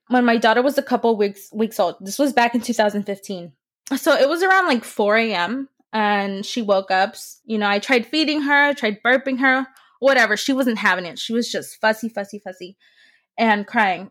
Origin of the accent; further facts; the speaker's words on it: San Francisco, California, United States; also born or lived in Modesto, California; my hometown is San Francisco, California